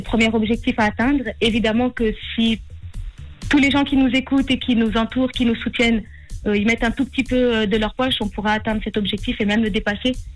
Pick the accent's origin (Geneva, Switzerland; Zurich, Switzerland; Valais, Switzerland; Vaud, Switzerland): Valais, Switzerland; je suis valaisanne